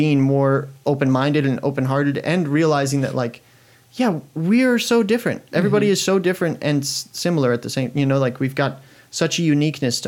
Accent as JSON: {"language": "English", "region": "Iowa", "country": "United States", "tie": "born or raised there", "also_born_or_lived": "Colorado", "lives_now": "Oskaloosa, United States", "said": "I was like 7 or 8 years old when we moved from Colorado to Iowa"}